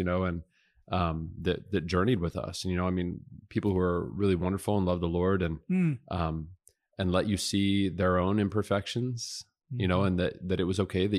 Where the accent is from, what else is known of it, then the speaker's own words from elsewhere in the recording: South Dakota, United States; born there; also born or lived in Omaha, Nebraska / Cheyenne, Wyoming / Montgomery, Alabama / Woodbridge, Virginia; No, I said, listen, I was born in South Dakota.